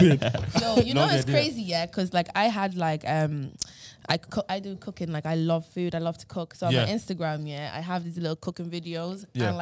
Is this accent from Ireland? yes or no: yes; Drogheda, Leinster, Ireland; I'm from Drogheda.